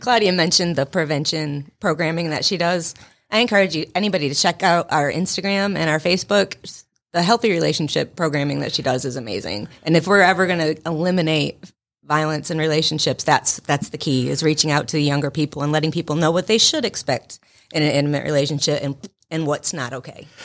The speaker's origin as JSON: {"language": "English", "region": "Western Massachusetts", "country": "United States", "also_born_or_lived": "North Carolina", "moved": "as an adult", "lives_now": "Rome, United States"}